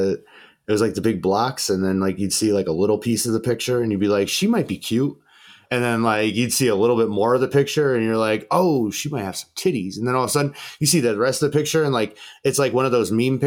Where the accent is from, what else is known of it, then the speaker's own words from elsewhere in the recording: upstate New York, United States; I'm from upstate New York